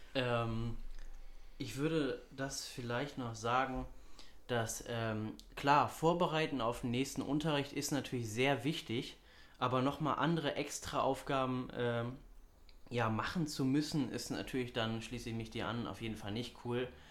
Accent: Hamburg, Germany; ich bin 18 Jahre alt, ich komme aus Hamburg, bin Schüler

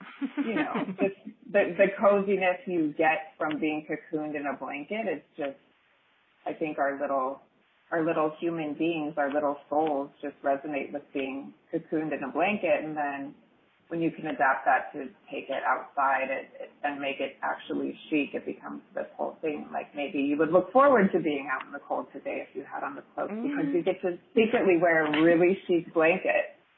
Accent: Montana, United States; also born or lived in Seattle / Colorado / Bozeman; I'm from Montana. Both sides of my family are Air Force Great Falls family. My father moved to Bozeman about 40 years ago from Great Falls, and then my mom kind of took me on tour with her, and I was in between Seattle and Colorado and Bozeman

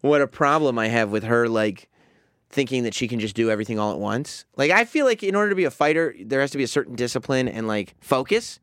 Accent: New Rochelle, New York, United States; we grew up in New Rochelle, but not the, uh, uh, the North End

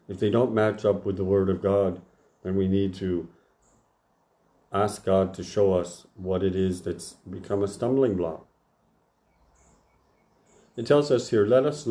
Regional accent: United States; growing up in the Church of the Nazarene in America

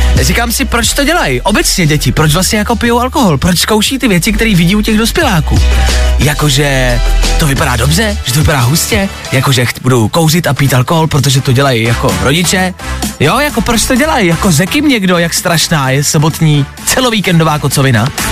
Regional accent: Česká Lípa, Liberec Region, Czechia; U nás v Lipánu

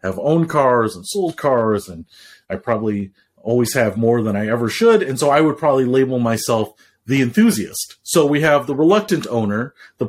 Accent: Detroit, Michigan, United States; I grew up in Detroit, the Motor City

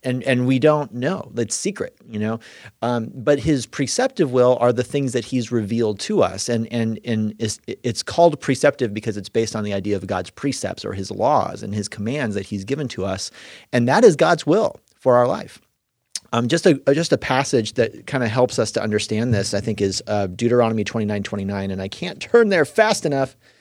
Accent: California, United States; now in Indiana, United States

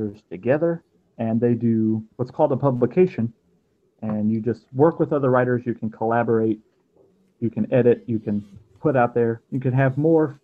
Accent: Fort Lauderdale, Florida, United States; moved away as an adult; also born or lived in Austin, Texas / Frisco, Texas; now in Arlington, United States; I'm originally from Fort Lauderdale, Florida, not too far away from Tanner Olson in Orlando

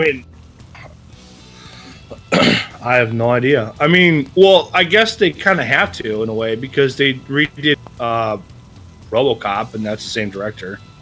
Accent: Wisconsin, United States; I'm from Wisconsin

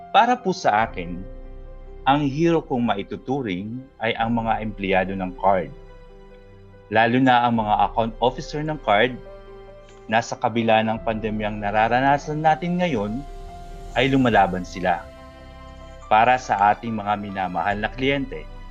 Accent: Bicol Region, Philippines; now in Bohol, Philippines; I am a Bicolano, but currently based here in Bohol

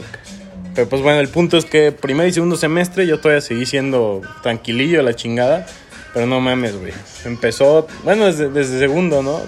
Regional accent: Celaya, Guanajuato, Mexico; Nosotros somos de Celaya, Guanajuato

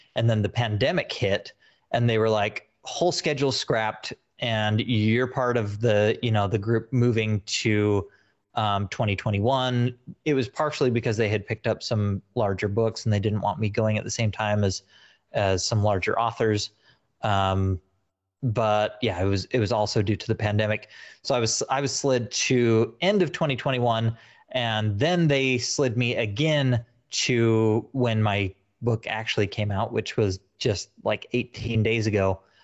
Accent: Utah, United States; moved away; I'm originally from Utah

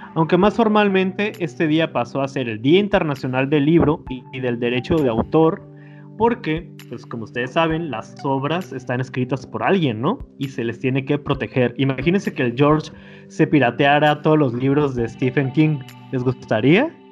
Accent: Mexico; si nos situamos como mexicanos

